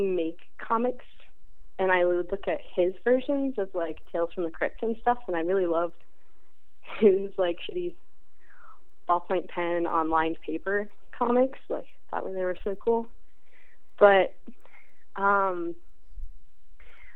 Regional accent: West Palm Beach, Florida, United States; moved away; I grew up in West Palm Beach, Florida

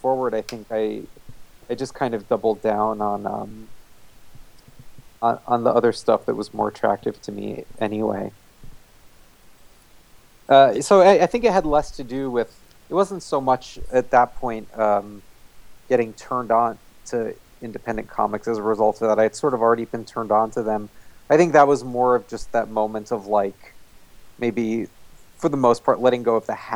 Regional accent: New Jersey, United States; where I grew up in New Jersey

